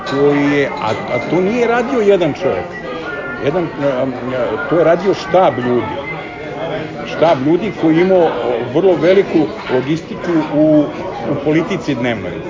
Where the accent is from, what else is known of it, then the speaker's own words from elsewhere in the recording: Belgrade, Serbia; born there; zapravo sam rođen u Beogradu